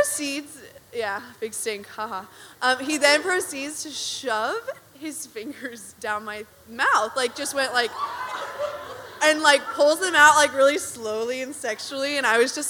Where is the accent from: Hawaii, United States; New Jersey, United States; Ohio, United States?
New Jersey, United States; moved away; I'm a grad student. I'm from New Jersey